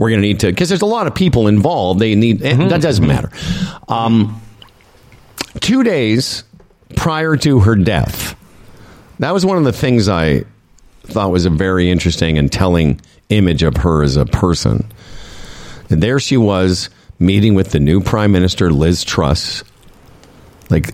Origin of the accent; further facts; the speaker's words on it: Moose Jaw, Saskatchewan, Canada; As a little Jewish boy growing up in Moose Jaw, Saskatchewan